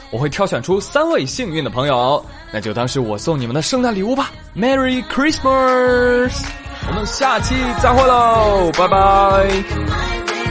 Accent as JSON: {"language": "Chinese", "area": "the North", "region": "northern China", "country": "China", "said": "咱们北方"}